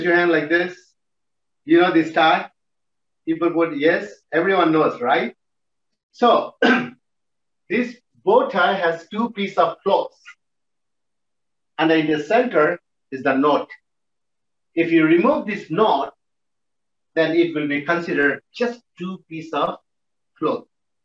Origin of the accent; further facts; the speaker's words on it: Nagaland, India; also born or lived in Tamil Nadu; I'm actually from Tamil, but born and brought up from Nagaland